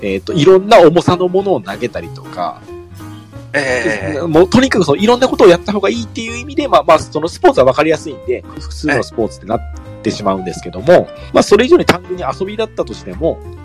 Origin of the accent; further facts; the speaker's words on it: Mie, Japan; 地元が三重県なん